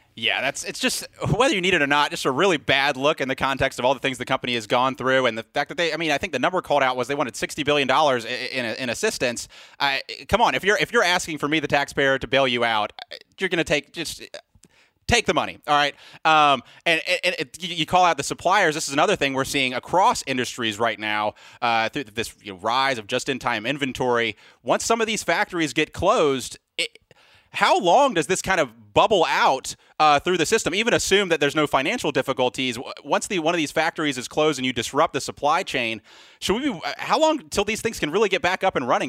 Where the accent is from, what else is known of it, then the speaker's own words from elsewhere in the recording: Mobile, Alabama, United States; my hometown, Mobile, Alabama